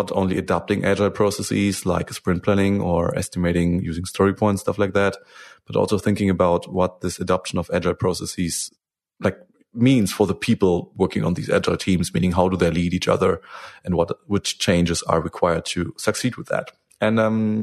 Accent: Germany; English is a second language; I'm from Germany

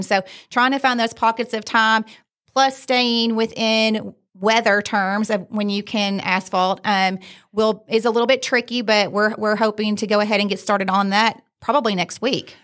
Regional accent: Fayette County, Kentucky, United States; I grew up in Fayette County

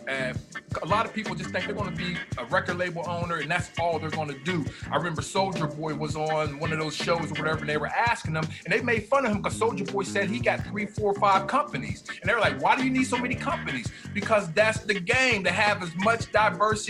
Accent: Pittsburgh, Pennsylvania, United States; I'm from Pittsburgh

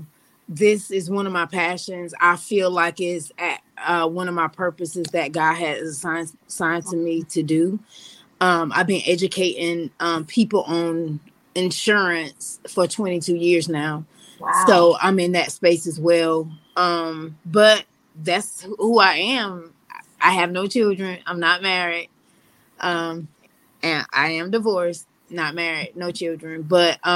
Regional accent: Loris, South Carolina, United States; I'm South Carolina born and raised

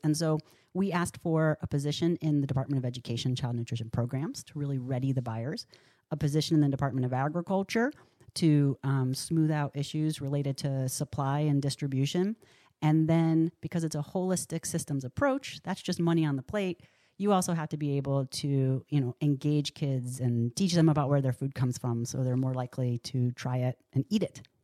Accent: Rochester, New York, United States; now in Oregon, United States; Rochester, New York, my hometown

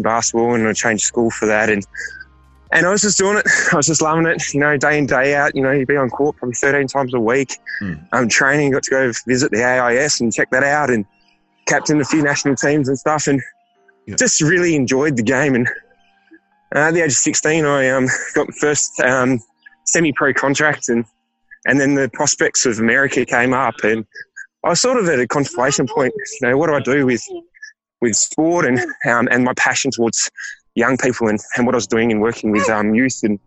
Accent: Perth, Western Australia, Australia; moved away as an adult; now in Melbourne, Australia; originally I'm from Perth, which is on the northeast west coast

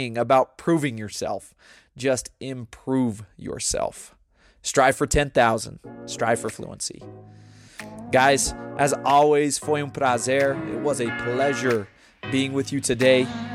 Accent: United States; also born or lived in Brazil; when I tell them America

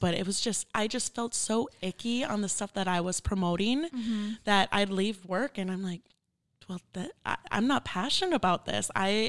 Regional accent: Minneapolis, Minnesota, United States; I'm from Minneapolis, Minnesota. It is very cold.

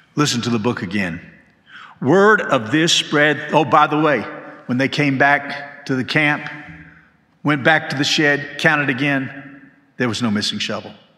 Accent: Macon, Georgia, United States; now in Hendersonville, United States; When I was growing up, we moved to Macon when I was in sixth grade, and we lived in a small house

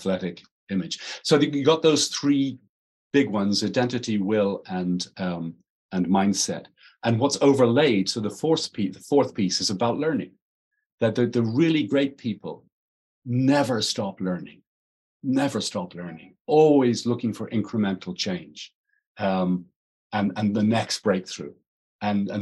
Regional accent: Ireland; I'm Irish, not English

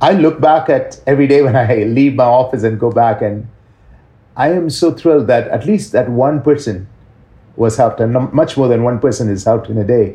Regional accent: India; moved away as an adult; now in Toronto, Canada; I grew up in India, and I really praise God that he made me be there for the first 30 odd years of my life in India

